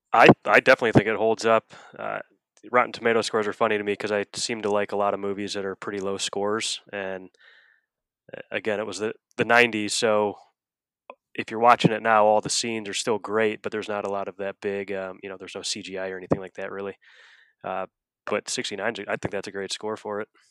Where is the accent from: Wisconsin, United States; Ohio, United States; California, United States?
Ohio, United States; Akron; I grew up in Akron, Ohio